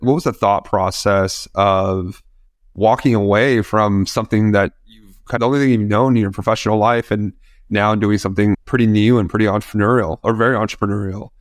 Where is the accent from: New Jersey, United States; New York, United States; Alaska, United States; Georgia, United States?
New York, United States; we're both from New York, we're both living in New York